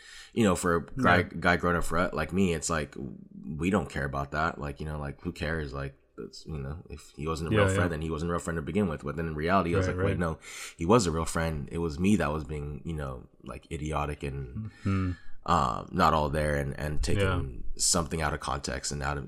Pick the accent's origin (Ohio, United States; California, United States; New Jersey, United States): California, United States; Hawthorne; also born or lived in Lenox / Carson; For context, I grew up like in Hawthorne and Lenox and moved to Carson.